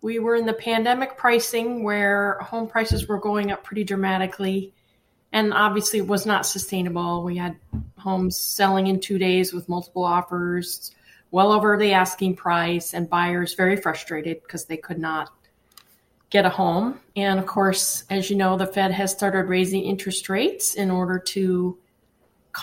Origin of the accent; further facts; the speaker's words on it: Connecticut, United States; moved away; also born or lived in Colorado / Wyoming; I grew up in Connecticut. I moved to Colorado in 1986